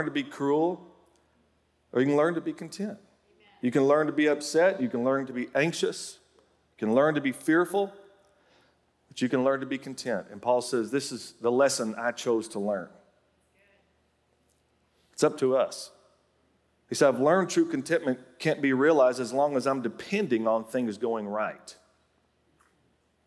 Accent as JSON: {"language": "English", "region": "Oklahoma", "country": "United States", "tie": "born or raised there", "said": "my home state of Oklahoma"}